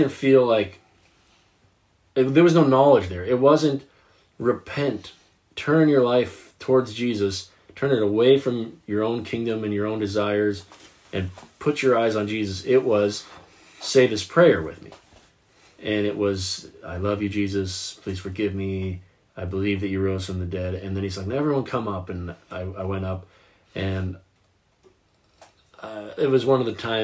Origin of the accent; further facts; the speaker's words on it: the South, United States; growing up in the South